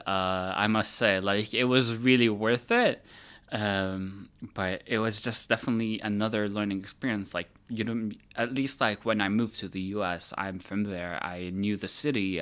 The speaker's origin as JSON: {"language": "English", "country": "United States", "also_born_or_lived": "Milan, Italy", "moved": "yes", "said": "as an American"}